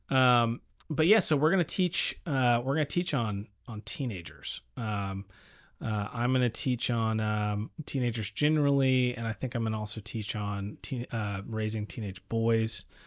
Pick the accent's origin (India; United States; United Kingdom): United States; El Paso, Texas; I grew up in El Paso, Texas